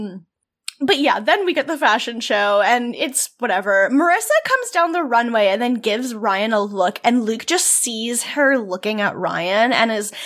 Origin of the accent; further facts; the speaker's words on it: Canada; I'm Canadian.